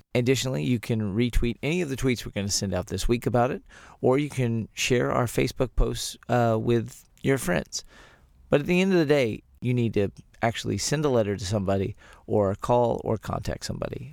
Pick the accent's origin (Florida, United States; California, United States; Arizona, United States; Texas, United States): Texas, United States; born or raised there